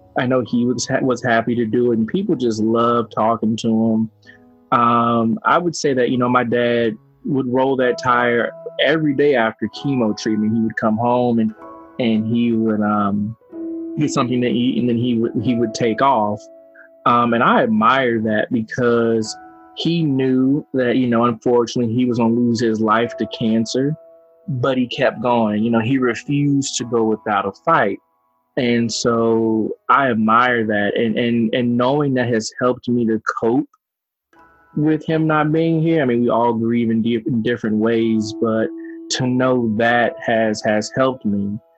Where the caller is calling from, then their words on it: Evansville, Indiana, United States; I'm calling from Evansville, Indiana.